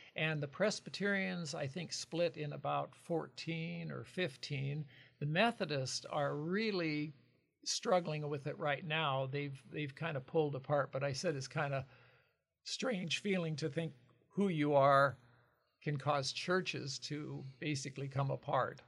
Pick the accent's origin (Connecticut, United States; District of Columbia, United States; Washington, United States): Washington, United States; Lincoln County; moved away as an adult; now in Longview, United States; Lincoln, Lincoln, uh, next to Spokane County